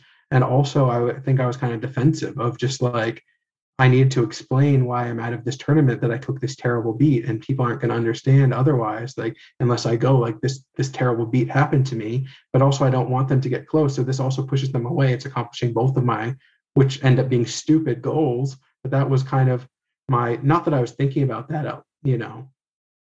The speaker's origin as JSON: {"language": "English", "country": "United States", "tie": "born or raised there", "said": "I grew up white in America"}